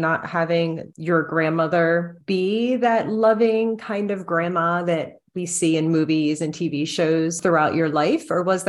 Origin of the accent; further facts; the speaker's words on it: New Jersey, United States; being from New Jersey, I don't really know that much about like the Southern Baptist religion. I mean, I grew up very Catholic.